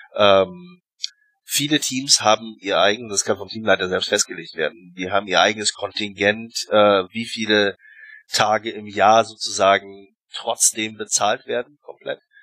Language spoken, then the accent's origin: German; Germany; moved away as an adult; now in Russia; als, äh, Deutscher